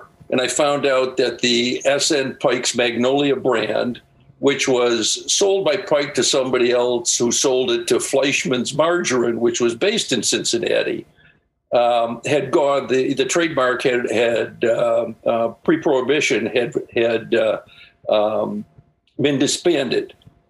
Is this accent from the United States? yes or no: no; Ireland; I'm Irish. So, you know, we figure that stuff out.